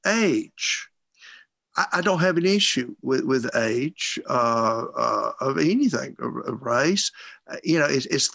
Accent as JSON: {"language": "English", "town": "Bremen", "region": "Georgia", "country": "United States", "tie": "born or raised there", "said": "born and raised in Bremen, small town, West Georgia"}